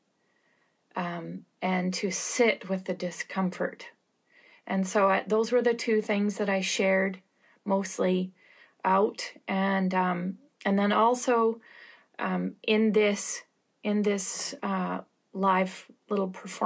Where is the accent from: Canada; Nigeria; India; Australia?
Canada; I'm Canadian